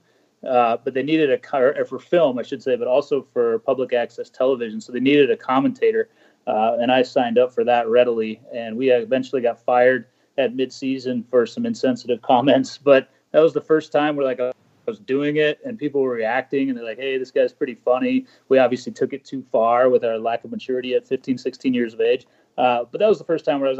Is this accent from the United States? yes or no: yes; Minnesota, United States; moved away as an adult; also born or lived in Chicago, Illinois / Sioux City, Iowa / Richmond, Virginia; now in Blacksburg, United States; this is the second longest I've lived anywhere other than Minnesota, where I grew up